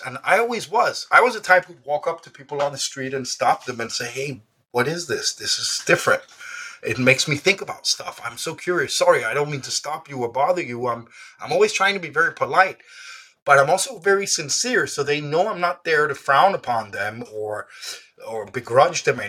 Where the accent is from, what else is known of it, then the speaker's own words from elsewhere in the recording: Denmark; first language Danish; English is a second language; I was born in Denmark.